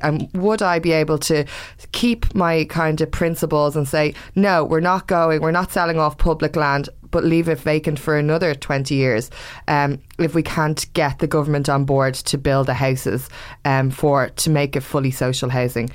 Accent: Ireland; I'm Irish, blah, blah, blah, I learn Irish

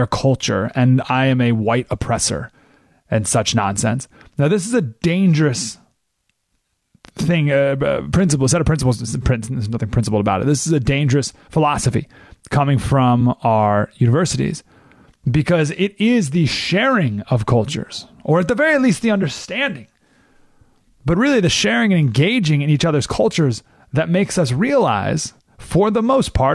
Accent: United States; I have my principles that I grew up with living in America

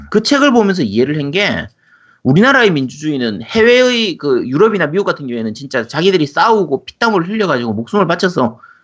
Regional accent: Busan, South Korea; 야구장 이쪽 근처에 살아가지고

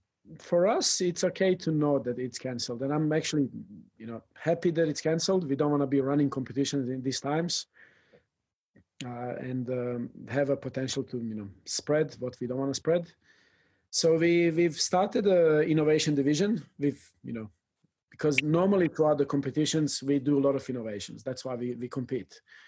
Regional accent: El Salvador; English is a second language; from El Salvador, and that hits you.

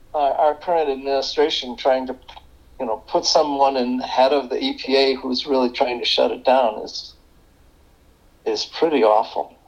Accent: Chicago, Illinois, United States; now in Ann Arbor, United States; I grew up in the Chicago suburbs

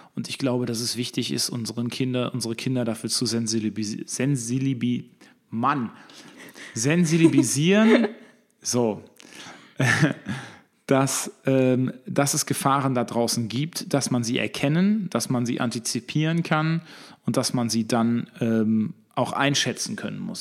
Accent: Recklinghausen, North Rhine-Westphalia, Germany; ich damals als Kind auf dem Gelände General Blumenthal, wo wir jetzt drüber sprechen, das zu entwickeln, als Kind gespielt habe in den, auf den Kohlebergen

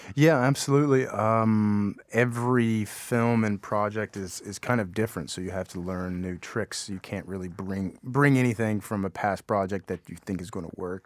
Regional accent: Appalachia, Kentucky, United States; I grew up in Appalachia

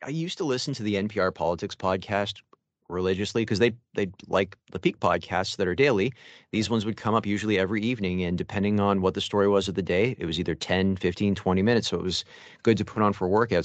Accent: Mississauga, Ontario, Canada; also born or lived in Etobicoke, Toronto; now in Toronto, Canada; I live there right now, and I'm from Mississauga, basically Dixie Lakeshore

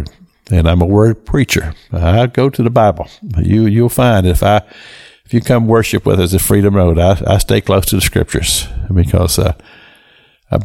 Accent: Kentucky, United States; I am from Kentucky

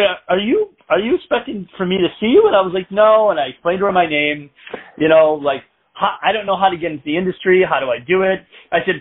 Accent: Michigan, United States; moved away; I'm originally from Michigan

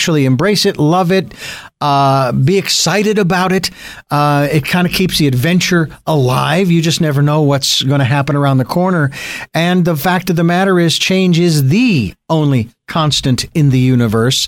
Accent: Phoenix, Arizona, United States; I was born and raised in Phoenix

